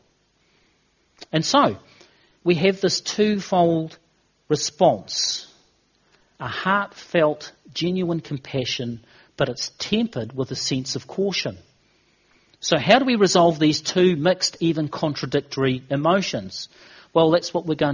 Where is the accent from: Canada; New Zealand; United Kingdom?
New Zealand; In New Zealand, we